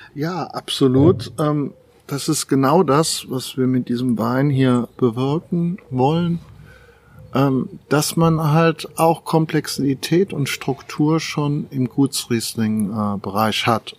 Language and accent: German; Germany; wir heutzutage als Deutsche